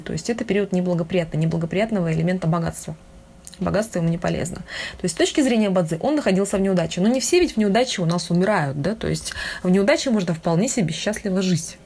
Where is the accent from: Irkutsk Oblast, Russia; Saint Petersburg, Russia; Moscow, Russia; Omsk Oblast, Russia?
Irkutsk Oblast, Russia; Lake Baikal; я сама с, с Байкала, с Иркутской области